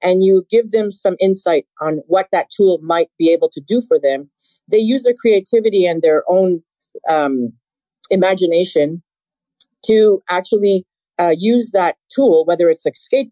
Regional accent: Canada; Being Canadian

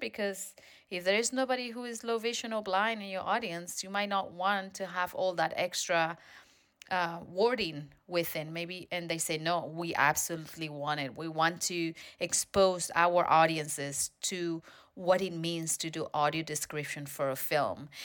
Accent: Spain; now in United States; I'm from Spain originally.

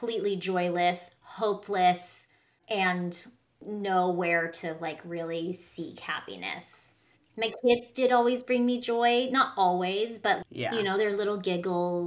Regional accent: Southern California, United States; I grew up in Southern California

